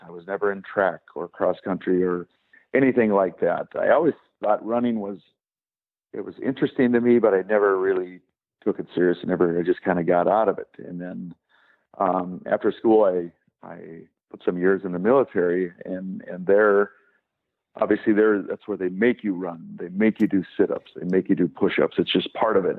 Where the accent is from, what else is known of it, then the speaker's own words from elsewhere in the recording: Wisconsin, United States; growing up in Wisconsin